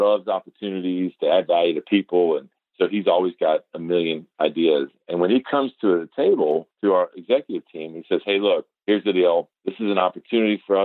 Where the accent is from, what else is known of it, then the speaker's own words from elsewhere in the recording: Atlanta, Georgia, United States; I'm glad to say I'm from Atlanta